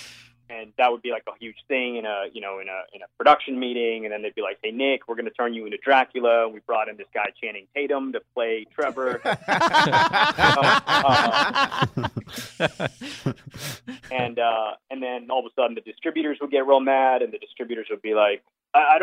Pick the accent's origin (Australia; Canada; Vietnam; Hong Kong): Hong Kong; I grew up in Hong Kong